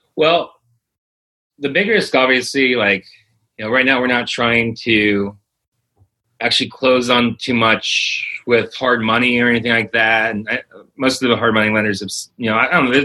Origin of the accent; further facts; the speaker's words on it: Los Angeles, California, United States; moved away as an adult; also born or lived in Orlando; I was born and raised in Los Angeles, California